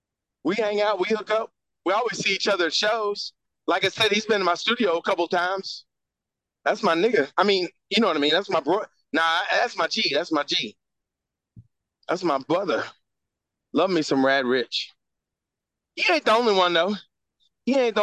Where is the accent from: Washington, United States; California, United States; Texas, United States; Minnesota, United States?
Texas, United States; Houston; I grew up in Fifth Ward, especially during the 80s.